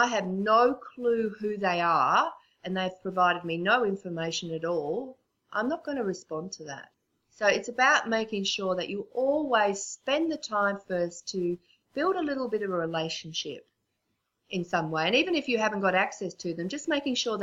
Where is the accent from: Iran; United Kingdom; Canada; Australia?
Australia; accent: Australian; because of my accent, I know we're both Aussies